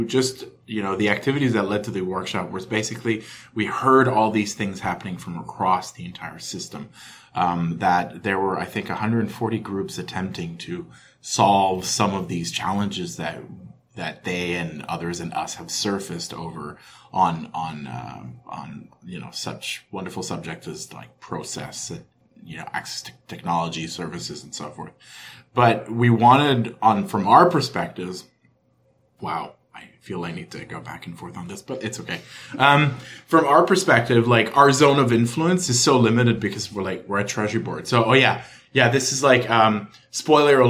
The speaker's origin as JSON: {"language": "English", "town": "Ottawa", "region": "Ontario", "country": "Canada", "said": "I'm from Ottawa"}